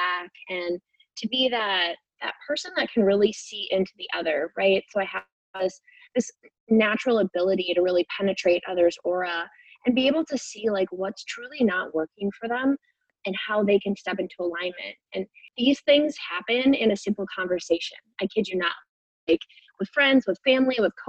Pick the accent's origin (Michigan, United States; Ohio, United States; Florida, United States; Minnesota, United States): Minnesota, United States; I am from the United States in the state of Minnesota.